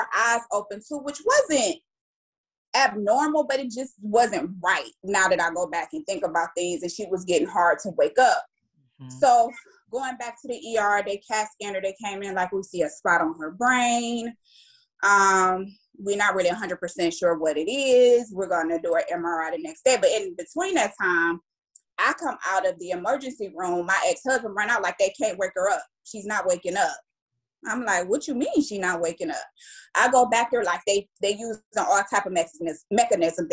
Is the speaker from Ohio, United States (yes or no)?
yes; Cleveland, Ohio, United States; also born or lived in Durham, North Carolina; I'm from Cleveland, Ohio